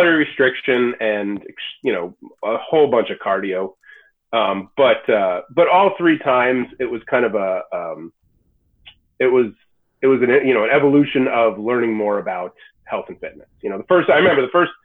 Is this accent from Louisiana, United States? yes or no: no; New York, United States; moved away as an adult; now in Massachusetts, United States; I grew up in New York, but I've been here for close to 20 years